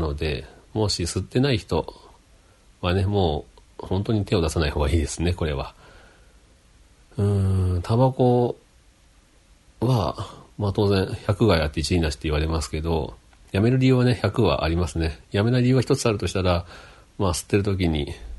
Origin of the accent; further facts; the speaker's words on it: Okayama, Japan; also born or lived in Takamatsu, Kagawa / Tsuyama, Okayama; その後岡山市に移ってもサッカーしたんで、小学校の6年間はずっとサッカー少年でした